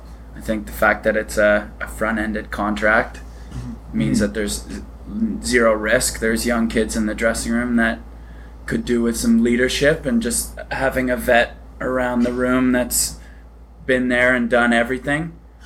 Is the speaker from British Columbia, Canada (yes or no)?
no; Toronto, Ontario, Canada; moved away; also born or lived in Ireland / United States; growing up in Toronto, played a lot of hockey, but then the family up and moved to Ireland.